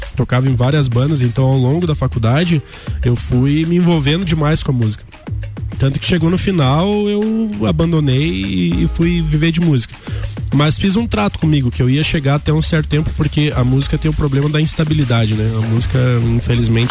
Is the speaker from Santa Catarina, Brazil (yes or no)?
yes; Lages, Santa Catarina, Brazil; born or raised there; also born or lived in Urubici / Florianópolis